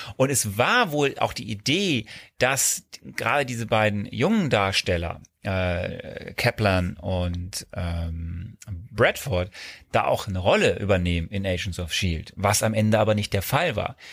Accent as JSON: {"language": "German", "area": "Archdiocese of Cologne", "region": "North Rhine-Westphalia", "country": "Germany", "said": "wir kommen ja beide aus dem Bistum Köln."}